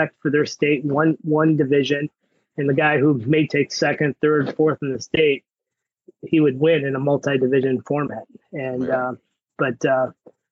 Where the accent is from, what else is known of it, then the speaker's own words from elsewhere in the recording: Cleveland, Ohio, United States; moved away as an adult; now in Michigan, United States; I came from Ohio, Cleveland area, where we had the CYO or GCCWA